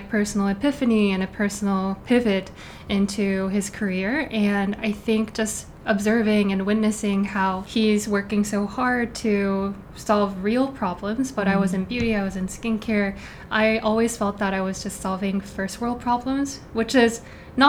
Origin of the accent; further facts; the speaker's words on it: South Korea; moved away as an adult; also born or lived in New York City; now in New York, United States; I was born and raised in Korea, and then I moved to New York City in 2018.